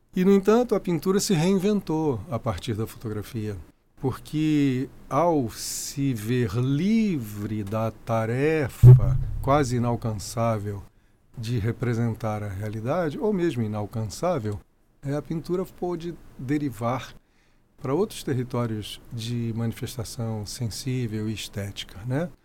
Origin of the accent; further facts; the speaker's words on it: Brasília, Federal District, Brazil; also born or lived in Rio de Janeiro; eu fui levado para Brasília. Eu tinha três anos de idade